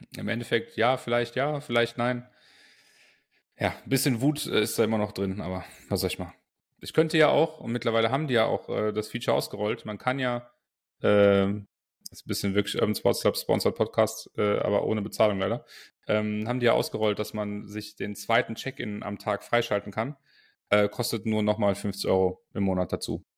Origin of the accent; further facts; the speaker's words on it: Aachen, North Rhine-Westphalia, Germany; ich als Aachener, Uraachener